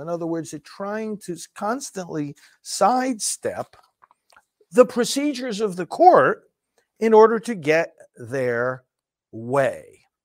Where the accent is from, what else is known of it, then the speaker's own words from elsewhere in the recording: New York, United States; moved away; I'm originally from New York.